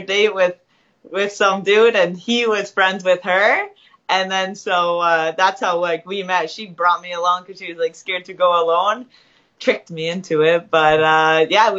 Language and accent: English; Canada; I was born in Canada